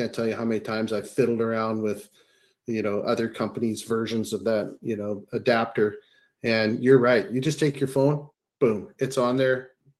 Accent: Saskatchewan, Canada; moved away as an adult; also born or lived in Fraser Valley, British Columbia; now in British Columbia, Canada; I grew up in Saskatchewan and moved out here when I was like 21

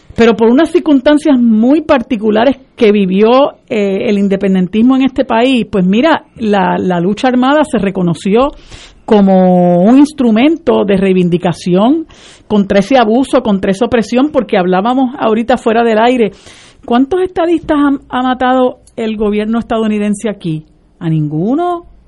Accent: Puerto Rico; como puertorriqueños

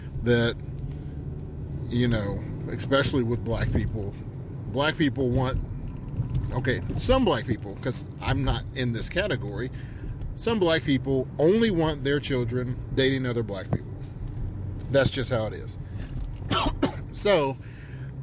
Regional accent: South Charleston, West Virginia, United States; growing up in South Charleston, West Virginia

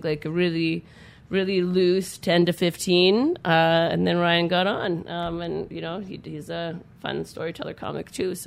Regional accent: English River, Saskatchewan, Canada; I'm Dene from English River.

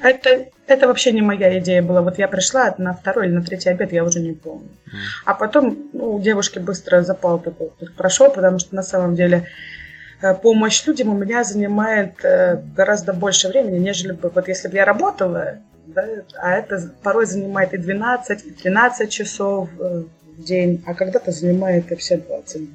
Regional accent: Kursk Oblast, Russia; now in Kursk, Russia; Сама родом я из Курской области, из многодетной семьи

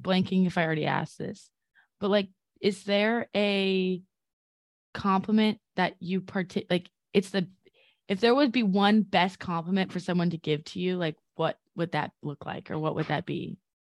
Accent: California, United States; now in New York, United States; I'm from California

